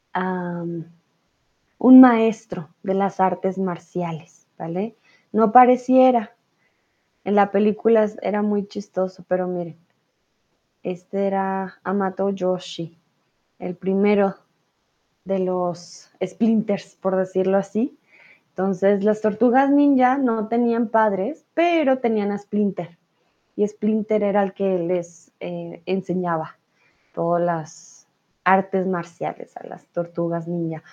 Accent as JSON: {"language": "Spanish", "country": "Colombia", "said": "Yo soy de Colombia"}